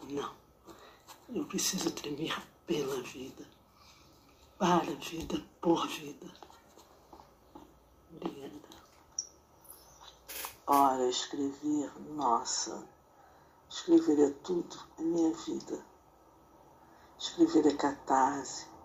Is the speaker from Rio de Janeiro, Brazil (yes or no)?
yes; Rio de Janeiro, Brazil; moved away as an adult; now in Maringá, Brazil; Tenho 61 anos, vim do Rio de Janeiro, estou morando em Maringá há 28 anos